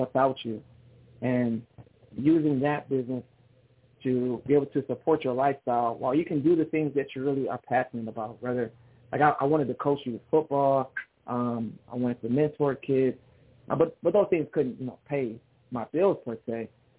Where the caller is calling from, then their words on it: Detroit, Michigan, United States; I'm doing well from Detroit, Michigan. We're enjoying this new fall weather.